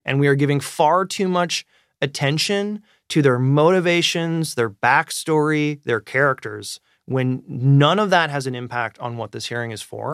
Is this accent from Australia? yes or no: no; Canada; I am truly approaching this as a Canadian citizen and media consumer